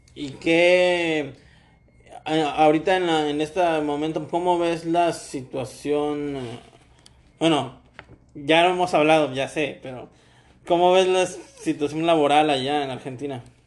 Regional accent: Ecuador; now in Mexico

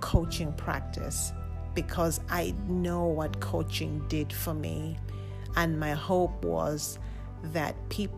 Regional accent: Lusaka, Lusaka Province, Zambia; I was born and raised in Lusaka, Zambia

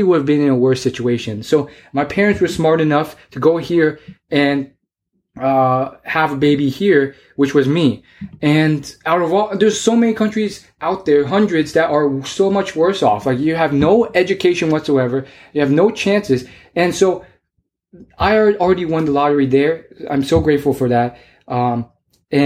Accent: United States; I was born in the United States

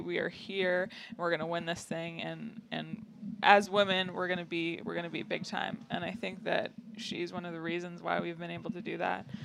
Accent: Canada; growing up in Canada

